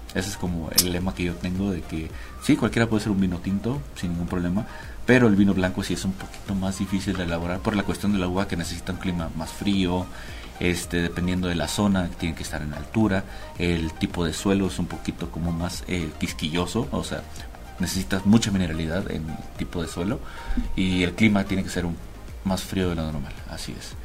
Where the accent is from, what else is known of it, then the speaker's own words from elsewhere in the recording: Cabo San Lucas, Baja California Sur, Mexico; moved away as an adult; now in Mexico City, Mexico; llevo radicando en la ciudad aproximadamente seis años, soy de Cabo San Lucas, Los Cabos.